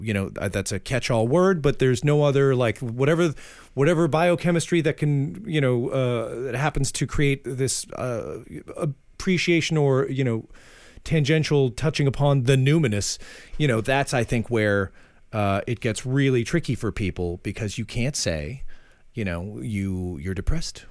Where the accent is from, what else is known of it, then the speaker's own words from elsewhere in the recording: Framingham, Massachusetts, United States; moved away; I'm from Framingham, Massachusetts.